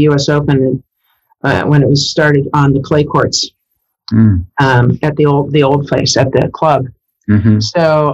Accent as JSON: {"language": "English", "region": "Iowa", "country": "United States", "moved": "yes", "said": "I'm from Iowa, so that's in the Missouri Valley."}